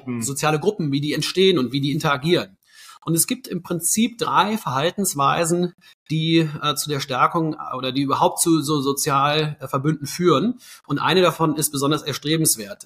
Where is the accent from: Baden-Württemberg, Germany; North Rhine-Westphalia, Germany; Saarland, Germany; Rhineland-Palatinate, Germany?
North Rhine-Westphalia, Germany; near Cologne; moved away as an adult; now in Berlin, Germany; ich komme ursprünglich aus der Nähe von Köln, bin da aufgewachsen